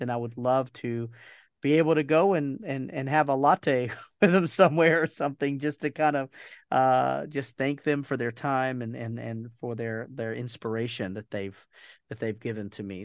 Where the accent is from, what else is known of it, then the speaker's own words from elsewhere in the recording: Georgia, United States; moved away as an adult; also born or lived in Bermuda; we moved back to the United States to, to my home, my home state of Georgia